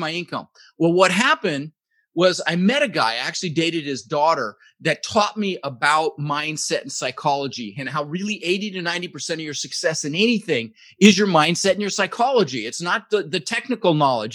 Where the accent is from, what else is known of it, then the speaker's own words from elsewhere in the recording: Denver, Colorado, United States; also born or lived in Netherlands; Immigrated to this country when I was 6 years old with my brother Albert, my mother's Vantje. I was born in the Netherlands in Holland, you know, wooden shoes and windmills and ended up in Denver, Colorado, where I lived for 30 years.